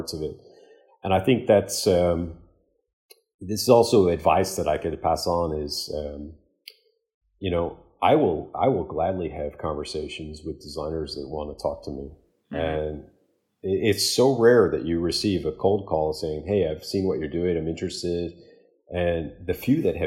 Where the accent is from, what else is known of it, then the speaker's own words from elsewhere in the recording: Chicago, Illinois, United States; I'm born and raised in Chicago